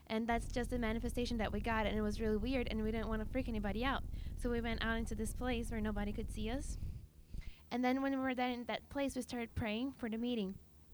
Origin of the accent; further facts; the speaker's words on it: Brazil; how I came from Brazil and how God changed my life.